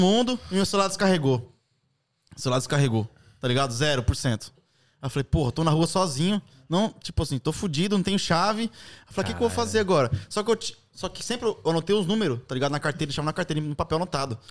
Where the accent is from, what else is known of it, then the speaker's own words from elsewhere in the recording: Brazil; now in London, United Kingdom; sou do Brasil